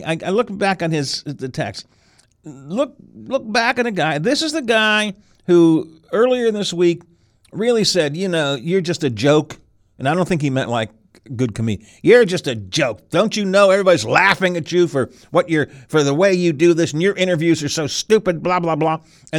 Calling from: Atlanta, Georgia, United States; Hi, fellas. I'm with you from Atlanta today.

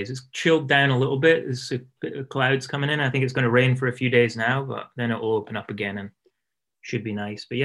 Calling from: Portland, Oregon, United States; I am in Portland, Oregon, southeast Portland.

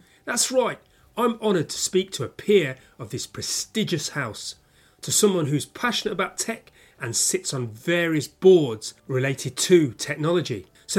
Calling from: London, United Kingdom

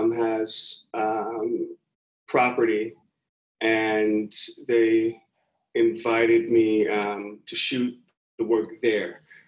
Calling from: Pomona, California, United States; Pomona, California. I'm 35 miles out east of LA and about 38 miles north of where I'm getting my PhD at UCI, Irvine.

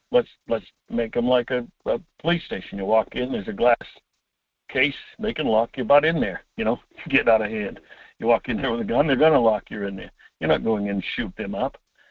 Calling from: Homer, Alaska, United States; … from Homer.

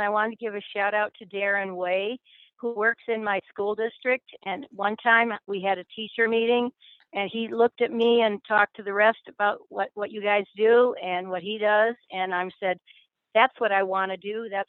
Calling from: Ann Arbor, Michigan, United States; I am calling from near Ann Arbor, Michigan.

